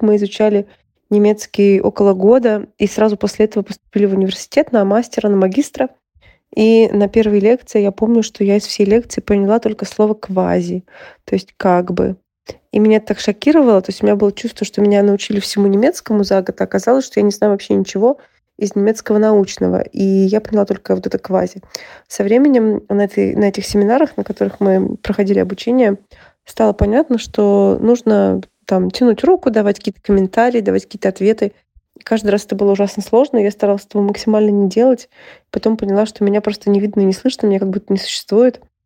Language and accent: Russian; Saint Petersburg, Russia; now in Germany; Из Петербурга